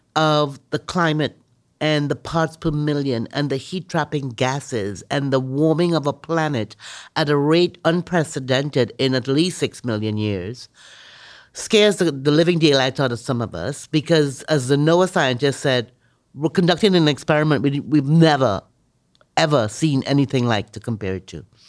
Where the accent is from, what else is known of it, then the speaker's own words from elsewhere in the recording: Miami, Florida, United States; also born or lived in Trinidad; Miami, my hometown